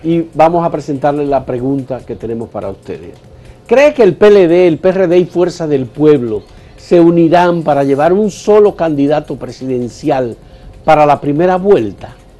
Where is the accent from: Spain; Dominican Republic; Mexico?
Dominican Republic; somos República Dominicana